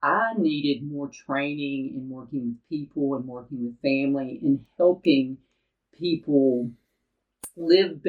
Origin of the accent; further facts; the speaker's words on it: Chattanooga, Tennessee, United States; I grew up in Chattanooga, Tennessee